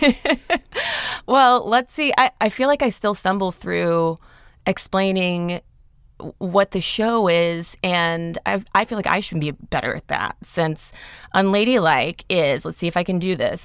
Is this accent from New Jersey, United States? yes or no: no; Athens, Georgia, United States; also born or lived in Atlanta, Georgia; I grew up in Athens, Georgia